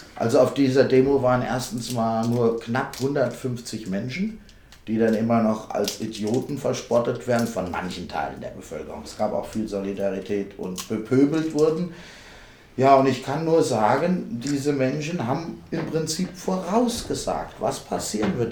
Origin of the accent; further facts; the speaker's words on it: Homberg, Hesse, Germany; Ich bin aus Homberg